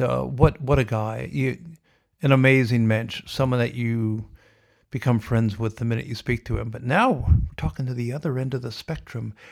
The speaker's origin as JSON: {"language": "English", "town": "Sioux City", "region": "Iowa", "country": "United States", "tie": "born or raised there", "moved": "yes", "lives_now": "Melbourne, Australia", "said": "growing up in Sioux City, winter, the snow"}